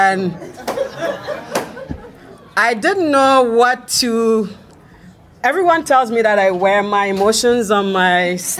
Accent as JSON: {"language": "English", "country": "Trinidad & Tobago", "said": "So I'm from Trinidad and Tobago. We're just above Venezuela. And yes, we speak English."}